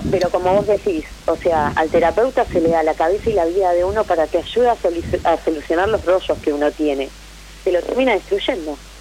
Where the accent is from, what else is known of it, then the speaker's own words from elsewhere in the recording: Temperley, Buenos Aires Province, Argentina; De Lomas de Zamora, Temperley